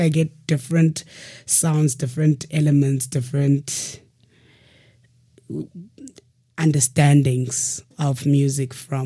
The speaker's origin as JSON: {"language": "English", "country": "South Africa", "tie": "born or raised there", "also_born_or_lived": "Eastern Cape, South Africa / Cape Town, South Africa", "said": "I grew up partially in the rural areas of Eastern Cape and partially in the urban city of Cape Town, in the township of Gugulethu"}